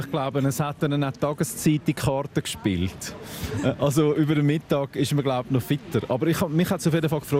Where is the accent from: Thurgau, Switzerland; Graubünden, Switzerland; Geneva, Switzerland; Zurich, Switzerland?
Zurich, Switzerland; Also man kann nicht nach äh, Chur oder überhaupt äh, ins Bündnerland kommen als Zürcher, ohne dass nicht der ein oder andere Spruch kommt.